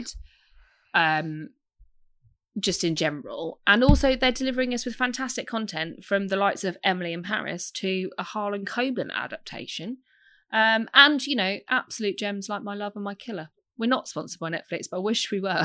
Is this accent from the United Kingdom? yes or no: yes; United Kingdom; I'm British.